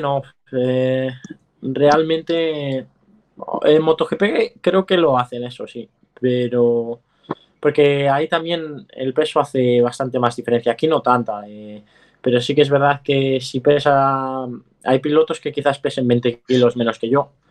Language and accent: Spanish; Vigo, Galicia, Spain; yo soy de Vigo